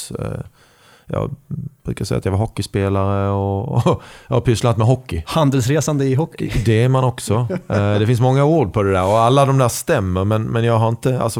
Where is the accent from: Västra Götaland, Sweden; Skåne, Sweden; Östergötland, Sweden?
Skåne, Sweden; accent: Scanian; now in Karlstad, Sweden; Eh, fast jag är mer skåning än värmlänning i, i dialekten. Eh, och jag kan bre på ordentligt om jag